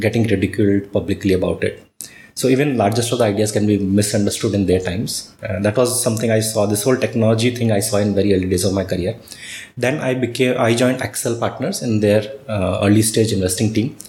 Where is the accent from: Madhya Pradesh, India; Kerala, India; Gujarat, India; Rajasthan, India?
Rajasthan, India; Jodhpur; also born or lived in Kanpur; I am born and brought up in Jodhpur, Rajasthan